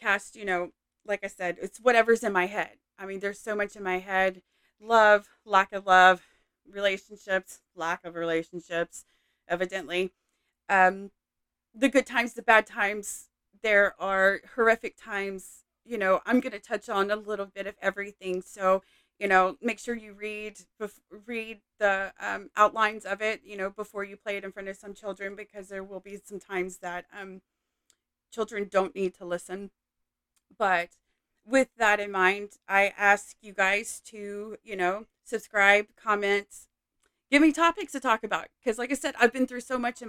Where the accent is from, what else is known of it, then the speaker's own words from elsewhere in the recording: Louisiana, United States; now in Texas, United States; I am from Texas. I live in Texas, actually. I am from Louisiana.